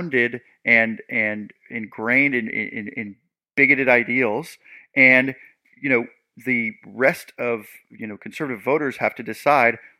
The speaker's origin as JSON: {"language": "English", "town": "Seattle", "region": "Washington", "country": "United States", "said": "I'm from the Pacific Northwest, the Seattle area"}